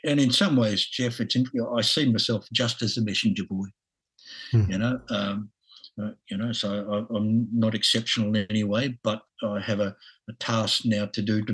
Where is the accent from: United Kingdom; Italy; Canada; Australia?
Australia; accent: Aussie; my Aussie accent